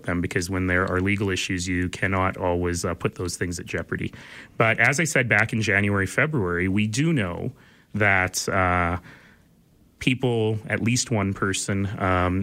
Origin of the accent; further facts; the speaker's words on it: Canada; we're Canadian